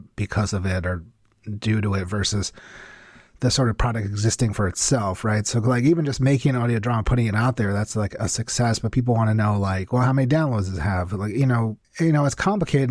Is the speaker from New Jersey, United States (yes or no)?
yes; New Jersey, United States; also born or lived in New York; I grew up in New Jersey, and that's actually, I actually live in New Jersey now